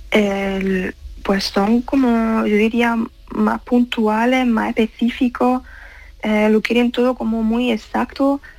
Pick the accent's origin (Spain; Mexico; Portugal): Spain; accent: Spanish; now in Germany; pues que todavía tengo el acento español, no me lo llego a quitar